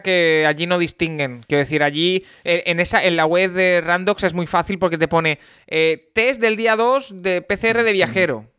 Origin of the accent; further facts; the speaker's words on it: Spain; soy de España